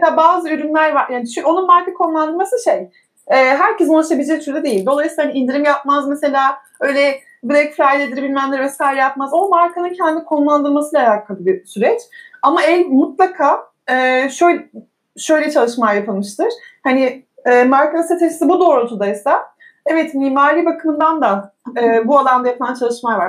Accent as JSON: {"language": "Turkish", "region": "Eskişehir", "country": "Turkey", "tie": "born or raised there", "said": "1985 Eskişehir doğumluyum"}